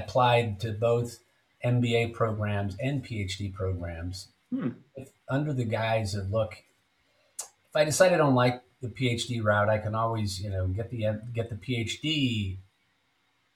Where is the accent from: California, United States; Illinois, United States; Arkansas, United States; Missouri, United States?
California, United States; Silicon Valley; I grew up in Silicon Valley